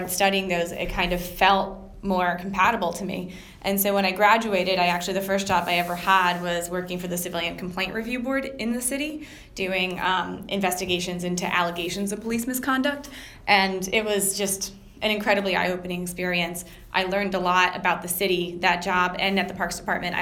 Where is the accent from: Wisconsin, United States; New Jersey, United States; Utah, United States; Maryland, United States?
New Jersey, United States; moved away as an adult; now in New York City, United States; I grew up in New Jersey, and I went to school at Rutgers